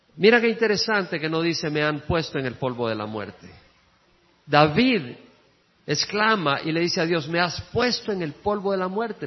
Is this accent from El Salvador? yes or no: yes; El Salvador; moved away as an adult; also born or lived in Georgia, United States; cuando salí del El Salvador, llegué a Georgia